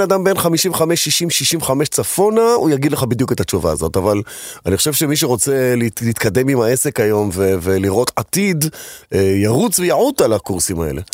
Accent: Israel; כי כולנו גדלנו פה

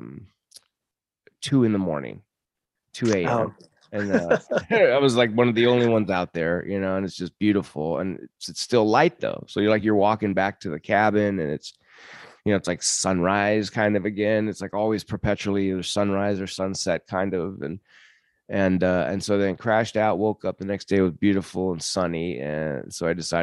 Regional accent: United States; I'm from America

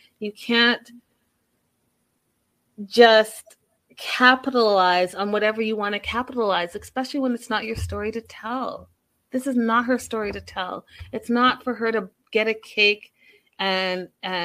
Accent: Canada; as a Canadian

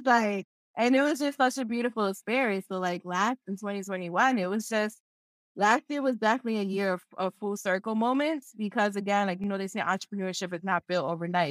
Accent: Philadelphia, Pennsylvania, United States; when I was growing up, because I'm from Philadelphia, and in Philadelphia, there's barely any Peruvians here

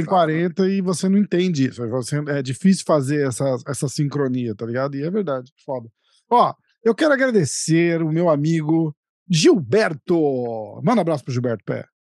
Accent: Brazil; moved away; eu moro fora, mas sou brasileiro também

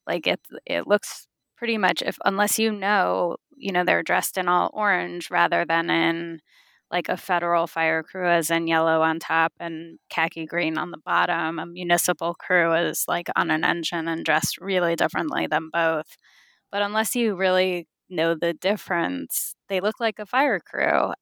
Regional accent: California, United States; I was born and raised in California

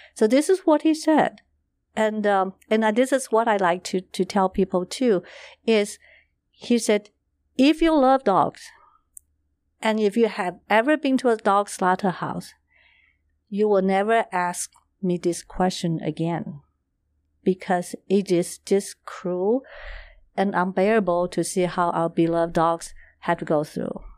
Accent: Taiwan; I was born and raised in Taiwan

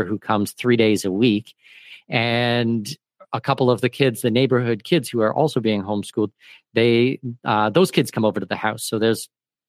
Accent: Canada; now in Panama; I'm Canadian

